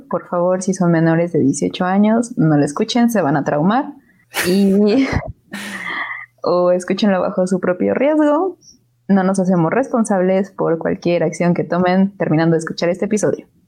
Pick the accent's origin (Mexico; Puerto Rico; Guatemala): Mexico; de México.